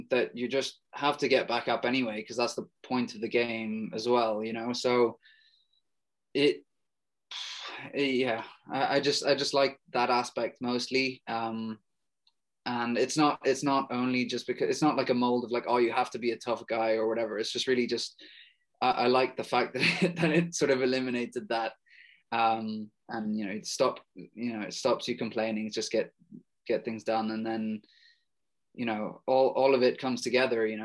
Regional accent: Ireland; there was the cultural thing um, with regards to like being Irish and all

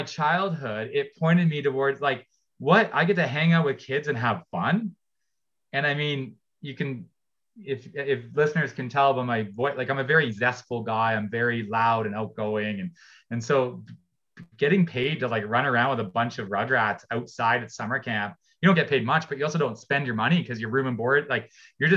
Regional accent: Ontario, Canada; I grew up in Ontario

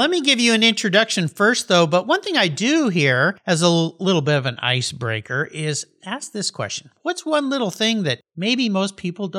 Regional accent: San Diego, California, United States; I'm in San Diego, California, my hometown

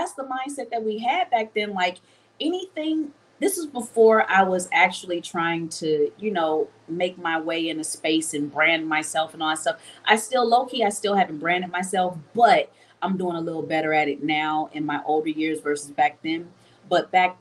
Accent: Los Angeles, California, United States; also born or lived in Philadelphia, Pennsylvania; I was born in Philly and I was raised in LA my informative years

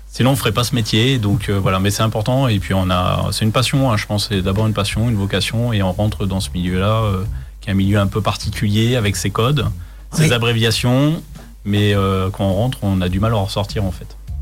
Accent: Chartres, Centre-Val de Loire, France; moved away as an adult; je ne suis pas originaire d'ici. Je suis de Chartres, en Eure-et-Loire.

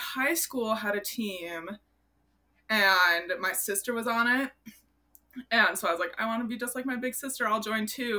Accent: Minnesota, United States; I grew up in Minnesota

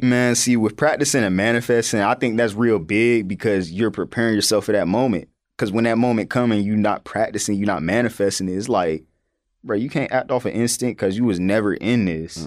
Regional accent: North Carolina, United States; me growing up in North Carolina

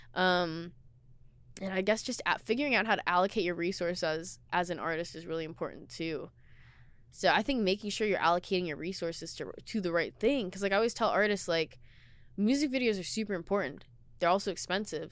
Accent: Seattle, Washington, United States; I was born and raised in Seattle

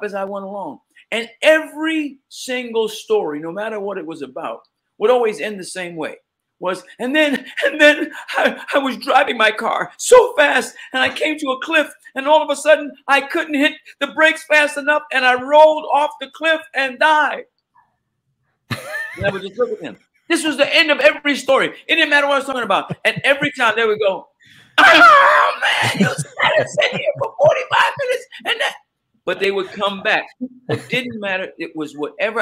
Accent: New York City, New York, United States; Growing up in Queens

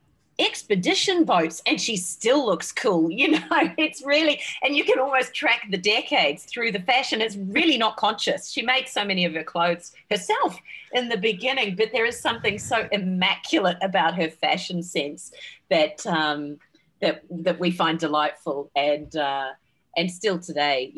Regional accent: New Zealand; I grew up in New Zealand

